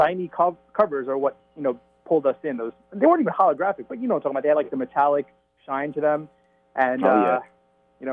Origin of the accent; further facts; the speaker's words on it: New York City, New York, United States; I grew up in Staten Island, New York